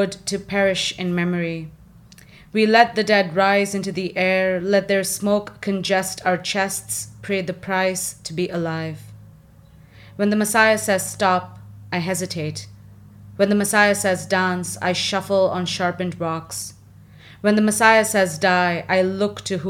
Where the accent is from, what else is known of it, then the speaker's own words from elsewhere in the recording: India; moved away; I'm from India